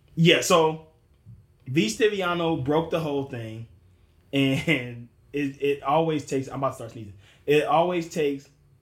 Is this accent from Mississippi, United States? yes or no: yes; Mississippi, United States; moved away; I am originally from Mississippi, notorious state with not one professional team.